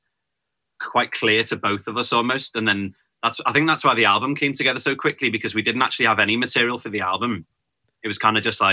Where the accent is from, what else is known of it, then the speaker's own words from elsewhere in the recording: Liverpool, North West England, United Kingdom; growing up in Liverpool, it was kind of, you just, learned to play whatever was around